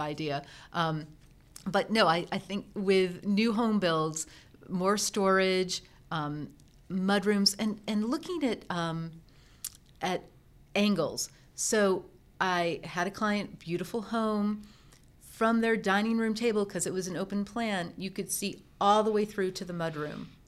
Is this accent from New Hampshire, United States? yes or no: no; Endicott, New York, United States; I grew up in Endicott, New York, home of I B M.